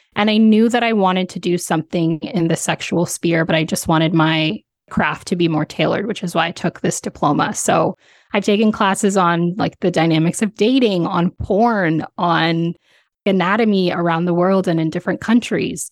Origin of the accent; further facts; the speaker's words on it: Ontario, Canada; born and raised in, in Ontario, Canada